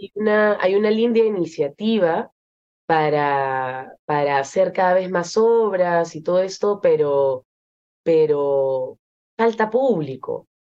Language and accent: Spanish; Peru; moved away as an adult; also born or lived in Lyon, France; yo soy peruana y he vivido toda mi vida en, en, me he criado en el Perú, pero me fui a Francia para estudiar